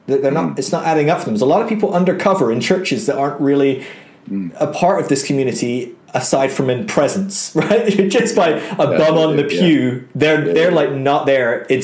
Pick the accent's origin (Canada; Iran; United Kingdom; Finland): United Kingdom; Aberdeen, Scotland; But eventually we settled up in Aberdeen, which is right in the north of Scotland. I'm actually Scottish, believe it or not. My accent isn't very Scottish anymore.